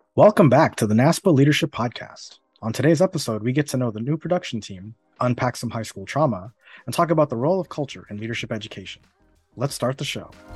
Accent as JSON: {"language": "English", "town": "Miami", "region": "Florida", "country": "United States", "tie": "born or raised there", "also_born_or_lived": "New York", "moved": "as an adult", "lives_now": "Urbana-Champaign, United States", "said": "I've spent over thirty years in Florida, uh, twenty-five of which were spent in the city of Miami specifically"}